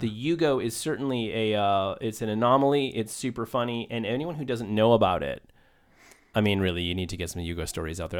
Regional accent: Maine, United States; I grew up in Maine

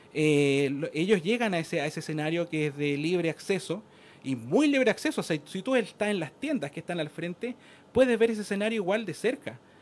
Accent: Chile; yo soy de Chile

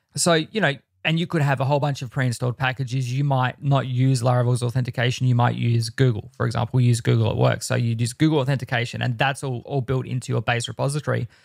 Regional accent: Australia; I am the Australian.

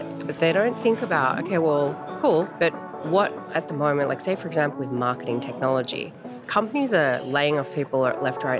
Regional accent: Australia; accent: Australian; now in Los Angeles, United States; the accent. No, I don't just speak funny. I'm Australian.

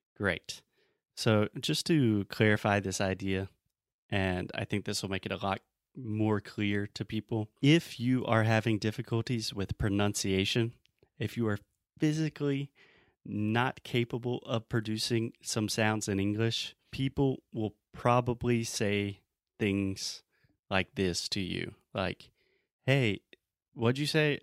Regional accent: Southern US, United States; accent: Southern; I have a Southern accent.

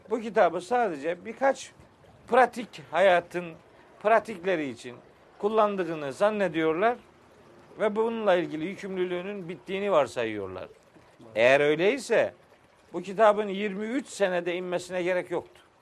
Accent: Trabzon, Turkey; Bizim oralarda Ahmet Bey biliyorsun ben Trabzonluyum. Bizim orada da fıkralaşmış bir şey anlatılır.

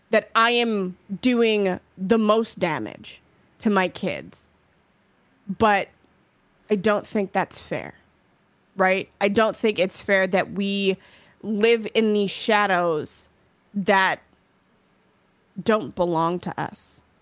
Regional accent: New York, United States; I'm from New York.

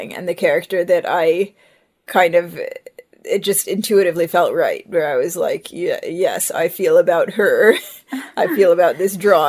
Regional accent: Ohio, United States; also born or lived in Israel / Seattle; now in Vancouver, Canada; our Orthodox community that we grew up in Ohio

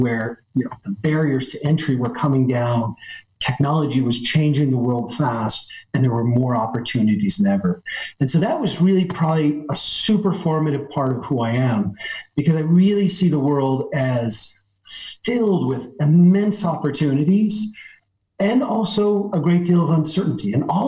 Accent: West Coast, United States; now in Paris, France; I mean, I grew up on the West Coast of the United States. You can probably tell from my accent, but I live in Paris today.

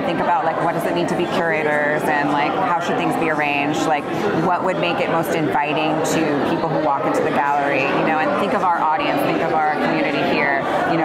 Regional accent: Orange County, California, United States; I grew up here in Orange County

